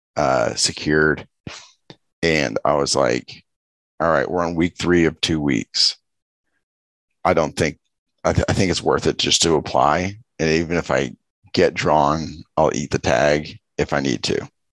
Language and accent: English; Los Angeles, California, United States; I grew up in Los Angeles